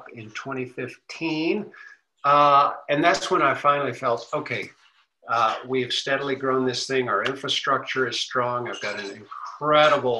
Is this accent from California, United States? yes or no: no; Texas, United States; I'm a Texan